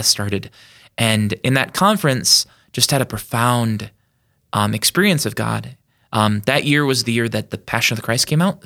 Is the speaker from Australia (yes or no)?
no; Yankton, South Dakota, United States; born and raised in Yankton, South Dakota